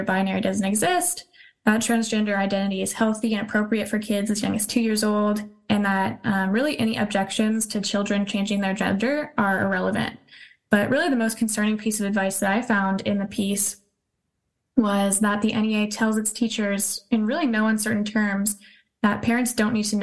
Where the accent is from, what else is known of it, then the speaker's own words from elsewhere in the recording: California, United States; I'm from California